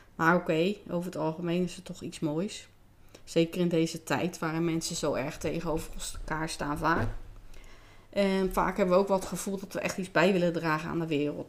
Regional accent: Rotterdam, South Holland, Netherlands; Ik ben in 1973 geboren in Rotterdam

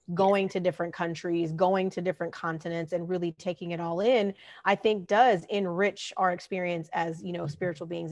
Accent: Southern California, United States; also born or lived in the South / the Northeast; I'm a SoCal native. I grew up in Southern California, lived in the city and also in the desert that you spoke of.

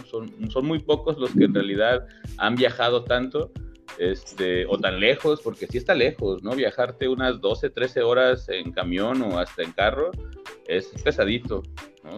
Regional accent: Colima, Mexico; also born or lived in Puebla; yo soy de aquí de Colima, nací en Colima

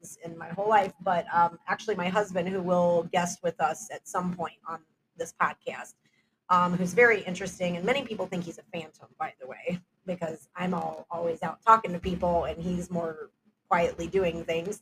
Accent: Houston, Texas, United States; moved away; I'm from Houston, Texas, originally

